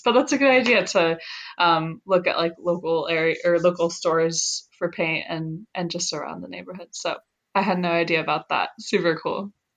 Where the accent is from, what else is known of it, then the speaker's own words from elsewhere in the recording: Seattle, Washington, United States; moved away; I'm from Seattle